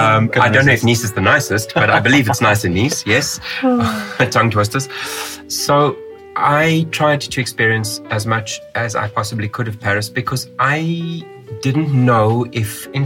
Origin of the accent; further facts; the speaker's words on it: South Africa; actually we are European. Genetically, by heritage, we are European. But I would never classify myself as European because I was born in South Africa.